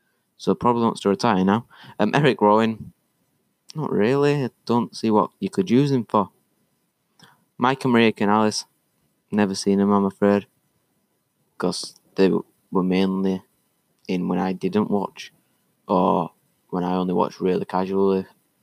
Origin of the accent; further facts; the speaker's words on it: Leeds, Yorkshire and the Humber, United Kingdom; born there; Leeds United, because I was born in Leeds.